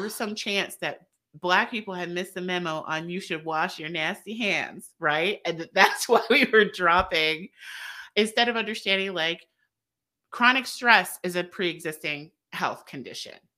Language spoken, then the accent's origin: English; the South, United States; we're both from the South